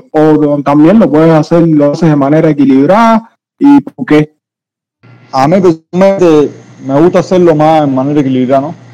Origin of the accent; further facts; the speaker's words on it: Jaruco, Mayabeque, Cuba; Bueno, ah, yo, cubano, en fin, igual que somos todos aquí. Eh, yo soy de Mayabeque, municipio de Jaruco, y trabajo operador en, en el GA, eso en Santa Cruz del Norte